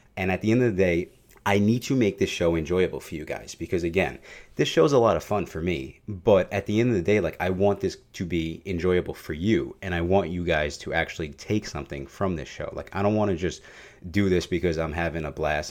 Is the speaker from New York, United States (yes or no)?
yes; New York City, New York, United States; I am Italian and I am from New York